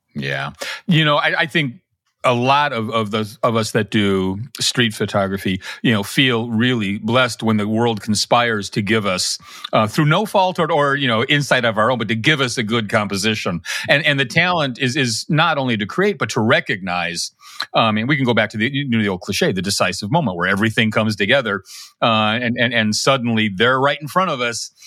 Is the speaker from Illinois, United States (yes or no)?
yes; Chicago, Illinois, United States; moved away; also born or lived in Kansas City; grew up in Chicago